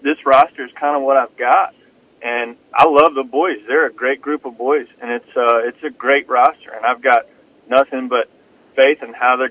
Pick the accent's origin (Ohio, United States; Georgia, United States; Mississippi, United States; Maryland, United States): Mississippi, United States; Starkville; I'm from Starkville, Mississippi. I was born and raised there